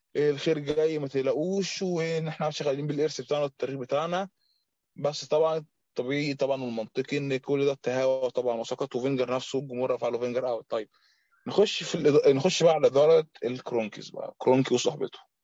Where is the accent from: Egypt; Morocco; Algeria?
Egypt; عندنا في مصر